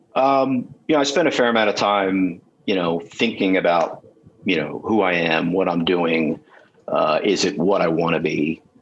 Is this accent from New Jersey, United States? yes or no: yes; Ocean City, New Jersey, United States; I grew up in Ocean City, New Jersey